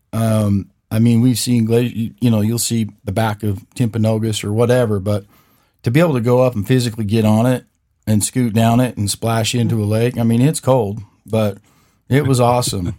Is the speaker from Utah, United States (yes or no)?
yes; Vernal, Utah, United States; I grew up in Vernal